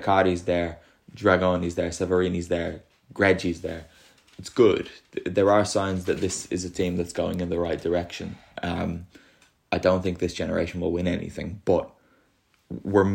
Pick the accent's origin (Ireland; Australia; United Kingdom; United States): Ireland; moved away as an adult; now in Italy; it's my home country and the country that I now live in.